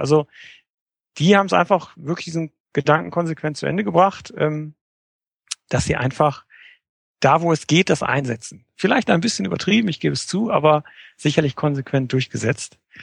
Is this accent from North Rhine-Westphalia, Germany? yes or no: yes; Oberhausen, North Rhine-Westphalia, Germany; ich komme aus dem schönen Oberhausen